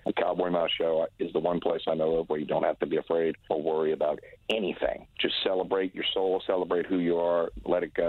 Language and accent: English; New Orleans, Louisiana, United States; I was the only one of my family who was born and raised in New Orleans